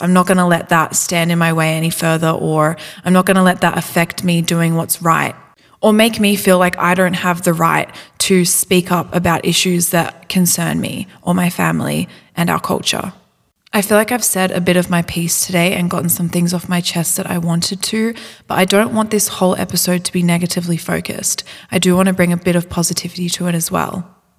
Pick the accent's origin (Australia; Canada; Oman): Australia; growing up in Australia